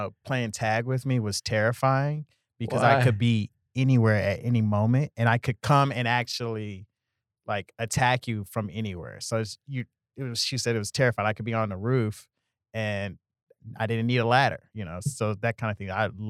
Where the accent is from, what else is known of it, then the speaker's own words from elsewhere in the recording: Houston, Texas, United States; I'm from Houston originally.